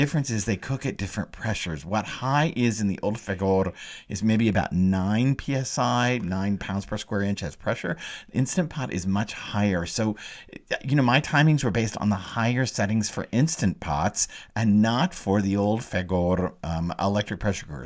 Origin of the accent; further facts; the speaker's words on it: the South, United States; I grew up in the South